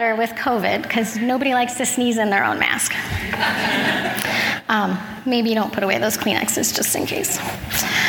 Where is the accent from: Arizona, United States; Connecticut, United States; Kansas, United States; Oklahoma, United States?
Kansas, United States; I am an introvert from the Midwest. Kansas, the state that is flatter than a pancake